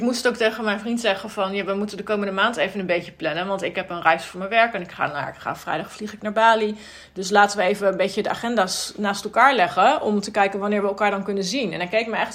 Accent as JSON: {"language": "Dutch", "country": "Netherlands", "moved": "as an adult", "lives_now": "Sweden", "said": "ik kom uit Nederland"}